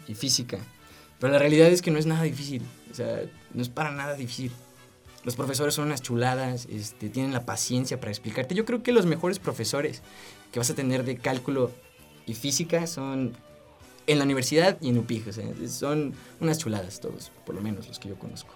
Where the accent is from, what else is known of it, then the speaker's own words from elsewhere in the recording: San Luis Potosí, Mexico; moved away as an adult; now in Guanajuato, Mexico; Yo soy de San Luis Potosí